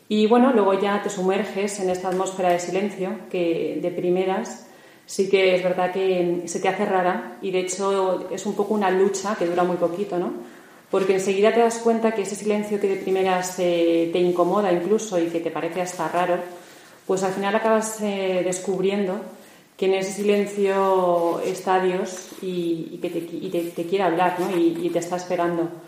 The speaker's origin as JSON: {"language": "Spanish", "town": "Madrid", "region": "Community of Madrid", "country": "Spain", "said": "Eh, soy de Madrid, vivo en Madrid"}